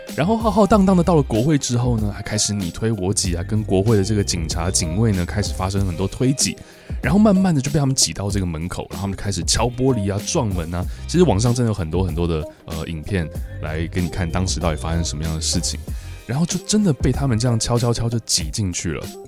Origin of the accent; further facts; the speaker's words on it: Taiwan; 我记得我小时候在台湾